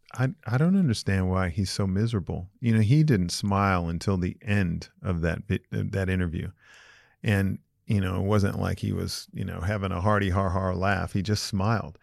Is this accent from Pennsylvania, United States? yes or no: no; Los Angeles, California, United States; I grew up in Los Angeles.